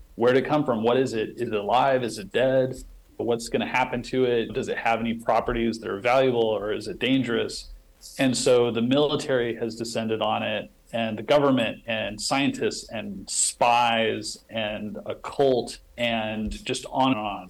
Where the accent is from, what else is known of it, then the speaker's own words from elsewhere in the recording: western Nebraska, United States; it's set in this little town in western Nebraska. It's a fictionalized version of my hometown